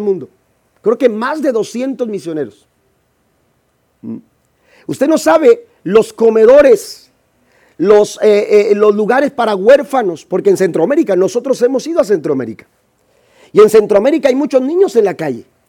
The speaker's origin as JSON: {"language": "Spanish", "country": "Mexico", "said": "yo soy de México."}